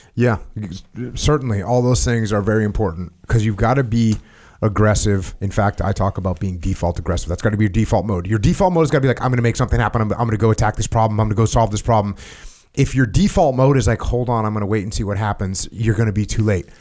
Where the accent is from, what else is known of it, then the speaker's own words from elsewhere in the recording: New England, United States; I grew up in New England, where it snows.